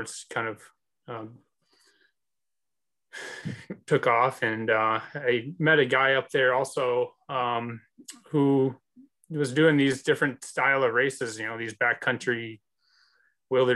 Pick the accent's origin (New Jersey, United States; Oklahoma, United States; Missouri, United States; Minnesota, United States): Minnesota, United States; moved away; I'm from Minnesota originally